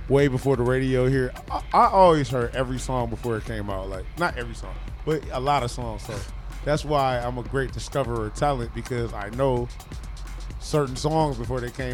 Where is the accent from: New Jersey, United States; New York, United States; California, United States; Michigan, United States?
Michigan, United States; Detroit; I'm from Detroit